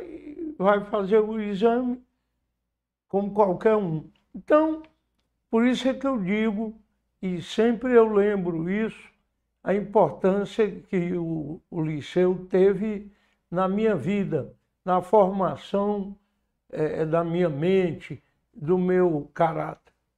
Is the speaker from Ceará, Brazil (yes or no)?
yes; Fortaleza, Ceará, Brazil; onde eu nasci, foi em Fortaleza, como já disse, onde decorreu com alguns intervalos praticamente toda a minha existência